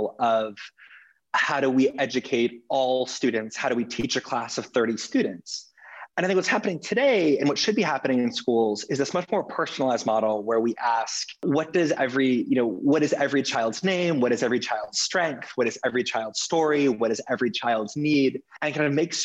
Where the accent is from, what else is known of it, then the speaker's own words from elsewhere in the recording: Los Angeles, California, United States; I grew up in Los Angeles